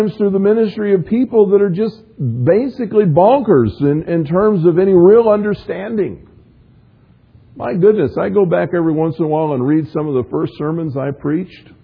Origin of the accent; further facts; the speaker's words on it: the South, United States; I grew up in the South